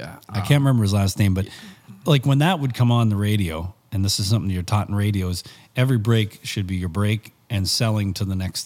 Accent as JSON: {"language": "English", "town": "Barrie", "region": "Ontario", "country": "Canada", "tie": "born or raised there", "also_born_or_lived": "Camrose, Alberta / Bashaw, Alberta", "said": "So I was born in Barrie"}